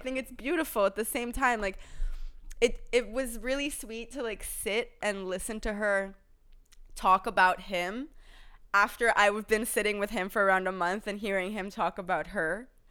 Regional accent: Thailand; moved away; we grew up in Thailand together as kids

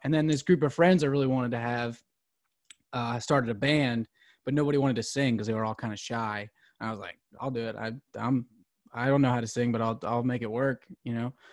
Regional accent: Philadelphia, Pennsylvania, United States; moved away as an adult; now in Nashville, United States; I grew up outside Philadelphia

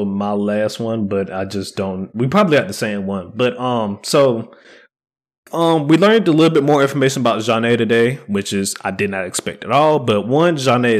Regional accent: United States; And as we all know, we are American. We are not French.

